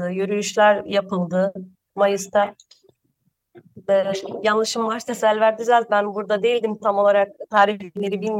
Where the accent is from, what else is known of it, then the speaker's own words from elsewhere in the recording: Dikmece, Hatay, Turkey; 34 yaşındayım. Ee, doğma büyümele dikmeceliyim.